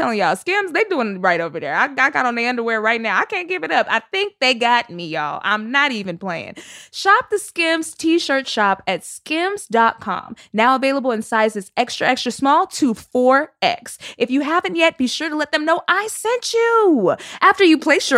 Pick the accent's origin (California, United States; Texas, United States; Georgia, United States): Texas, United States; I'm from Texas.